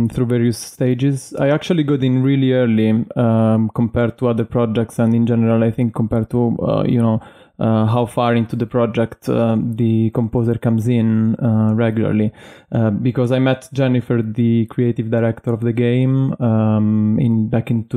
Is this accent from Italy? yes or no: yes; Italy; moved away as an adult; now in London, United Kingdom; I was born in Italy and I moved to London in 2013 to complete my studies there